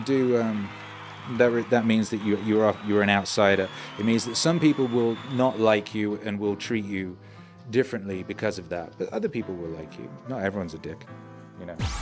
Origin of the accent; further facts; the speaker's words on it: Wales, United Kingdom; first language English; also born or lived in West Midlands; now in Mexico; I was born in the West Midlands and we moved to Wales, which is a different country with a different language, uh, when I was like two or something